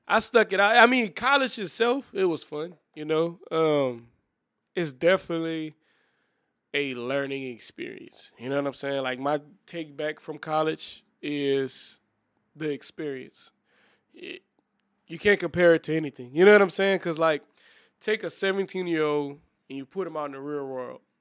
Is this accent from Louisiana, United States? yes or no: yes; New Iberia, Louisiana, United States; I'm from Liberia as well